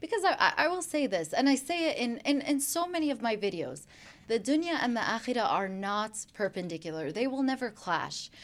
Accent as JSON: {"language": "English", "town": "Chicago", "region": "Illinois", "country": "United States", "tie": "born or raised there", "also_born_or_lived": "Brooklyn, New York", "moved": "yes", "lives_now": "West Virginia, United States", "said": "I was born in Brooklyn, New York, and then I grew up in Chicago, Illinois"}